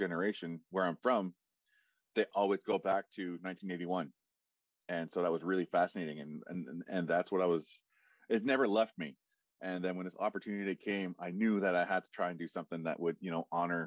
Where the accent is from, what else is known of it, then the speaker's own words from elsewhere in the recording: Listuguj, Quebec, Canada; moved away as an adult; also born or lived in Ottawa; I'm from Listuguj